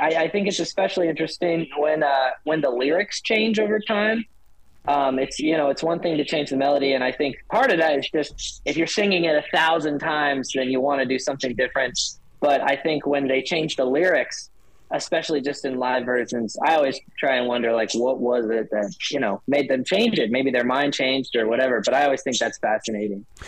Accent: Delaware, United States; moved away as an adult; also born or lived in Idaho; now in Arizona, United States; growing up in Delaware, um, where it's like green everywhere

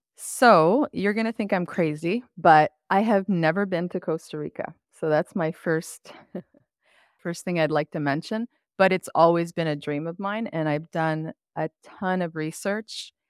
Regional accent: Quebec, Canada; now in Ontario, Canada; I grew up in Quebec

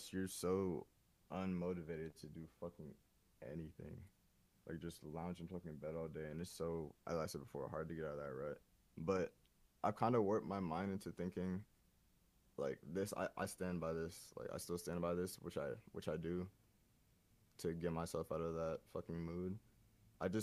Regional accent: Atlanta, Georgia, United States; growing up in Atlanta, it taught me a lot.

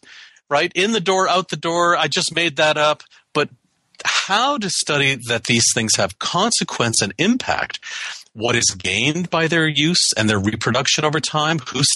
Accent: Canada; moved away as an adult; now in United States; I have a green card. I'm a Canadian citizen. I've worked in the U.S. for my whole career. I'm a permanent resident.

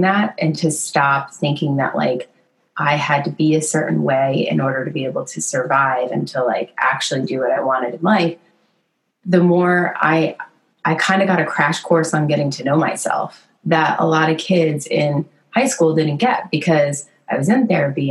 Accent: Connecticut, United States; I grew up in the Northeast in Connecticut

